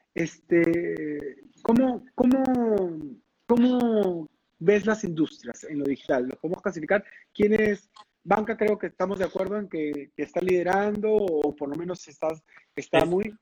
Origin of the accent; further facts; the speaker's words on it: Peru; also born or lived in London; como buenos peruanos